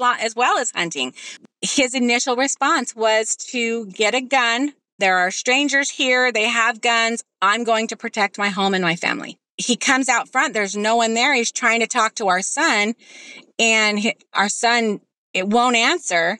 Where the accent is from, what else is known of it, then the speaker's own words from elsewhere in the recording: Utah, United States; moved away; We are from Utah.